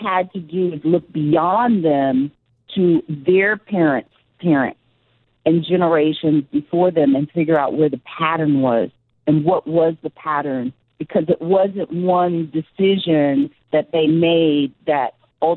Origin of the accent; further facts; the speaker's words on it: New York, United States; as a New Yorker